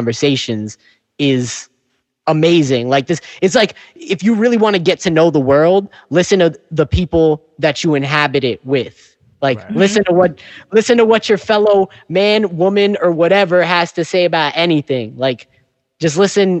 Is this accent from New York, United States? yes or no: yes; New York, United States; accent: New York; my New York accent